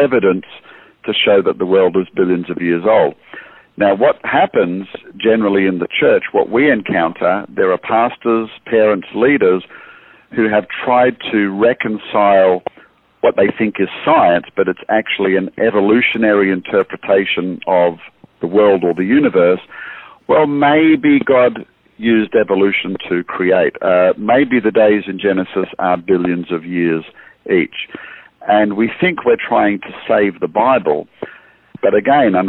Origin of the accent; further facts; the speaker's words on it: Australia; moved away as an adult; now in United States; I am Australian. As you can hear, I moved to the States in 2009